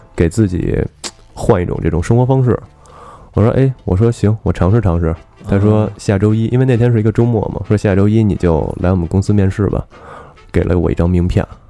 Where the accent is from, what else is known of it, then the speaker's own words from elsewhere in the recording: Beijing, China; now in London, United Kingdom; 小时候的生长环境呢，我我是出生在大院儿的， 嗯 后来跟姥姥姥爷一块儿生活，就跟胡同里了。等我真正和父母住一块儿的时候，实际上是一个教师楼